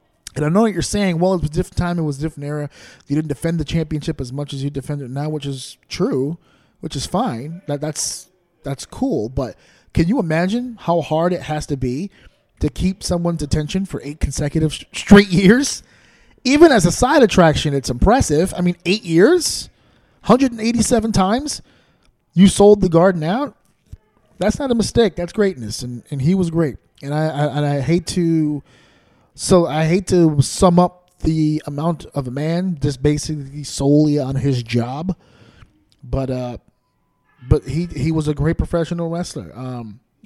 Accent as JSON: {"language": "English", "region": "New York", "country": "United States", "said": "I'm from New York"}